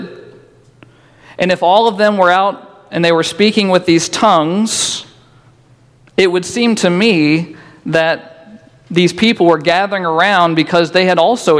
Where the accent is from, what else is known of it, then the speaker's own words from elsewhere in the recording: Boonville, Indiana, United States; now in Newburgh, United States; I'm originally from Boonville